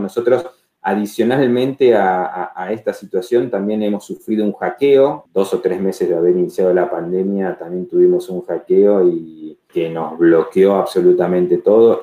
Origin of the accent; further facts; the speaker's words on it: Rafaela, Santa Fe, Argentina; moved away as an adult; also born or lived in Buenos Aires; now in Rafaela, Argentina; arranqué aquí, nací, obviamente me crié aquí en Rafaela